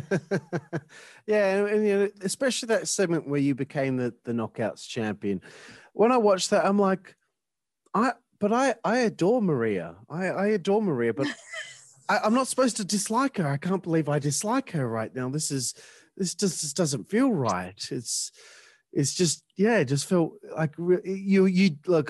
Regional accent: Australia; I'm Australian

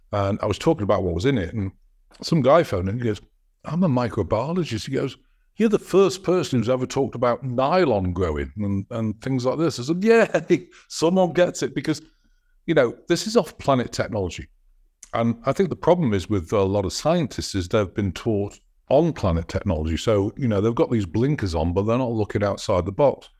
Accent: United States; I'm an American citizen

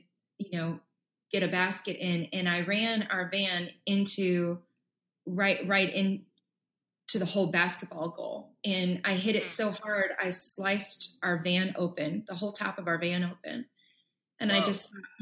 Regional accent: Chicago, Illinois, United States; I'm from Southside Chicago

